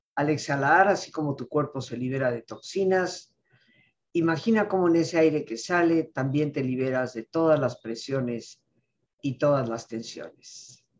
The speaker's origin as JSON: {"language": "Spanish", "country": "Mexico", "said": "lo digo como mexicana, de familia mexicana de 300 años en este país"}